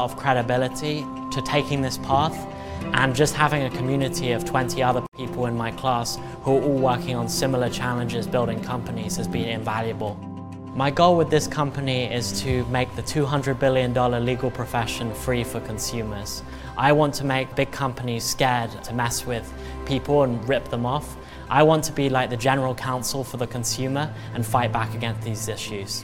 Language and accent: English; England, United Kingdom; now in United States; I'm originally from England, and when I moved here, I was a terrible driver